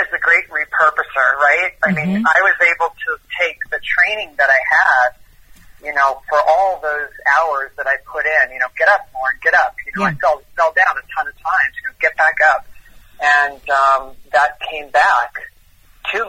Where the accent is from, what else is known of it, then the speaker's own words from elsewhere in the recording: New York, United States; I grew up in New York